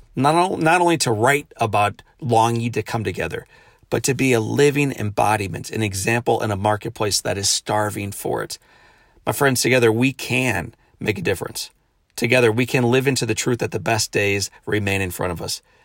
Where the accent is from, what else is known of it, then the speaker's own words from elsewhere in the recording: St. Louis, Missouri, United States; returning home Friday back to Saint Louis, my hometown